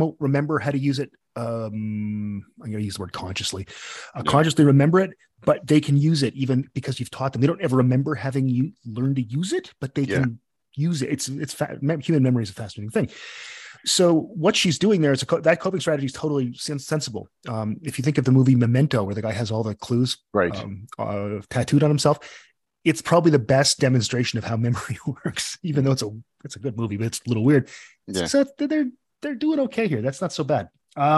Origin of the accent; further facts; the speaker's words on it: Ontario, Canada; moved away as an adult; also born or lived in Newfoundland; now in Northern Ontario, Canada; I'm actually from Central Canada